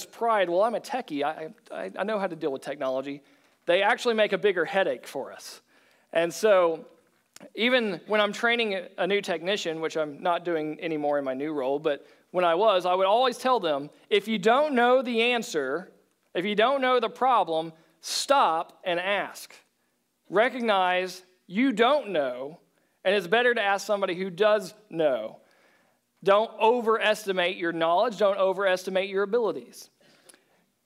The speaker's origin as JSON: {"language": "English", "region": "Oklahoma", "country": "United States", "tie": "born or raised there", "said": "I was from Oklahoma"}